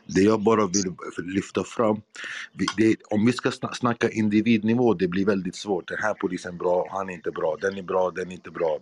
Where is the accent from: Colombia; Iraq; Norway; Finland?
Iraq; now in Sweden; där jag kommer från, Irak